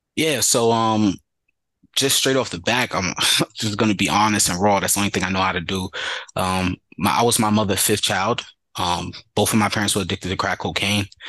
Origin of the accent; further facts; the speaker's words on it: New York City, New York, United States; growing up in the Bronx and going to high school in Harlem.